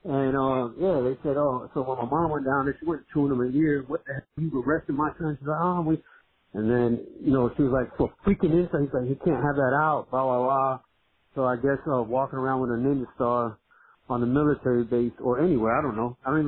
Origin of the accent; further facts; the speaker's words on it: Miami, Florida, United States; also born or lived in Brooklyn, United States; So I was born in Brooklyn by a white Italian mother and basically a black Puerto Rican father. I was raised in Miami in my younger years, but both of my parents worked for the military.